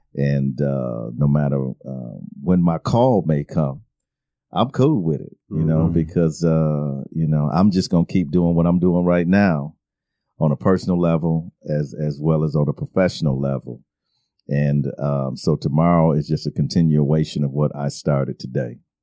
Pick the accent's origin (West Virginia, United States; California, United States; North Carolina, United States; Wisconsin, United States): Wisconsin, United States; Milwaukee; I grew up in Milwaukee, Wisconsin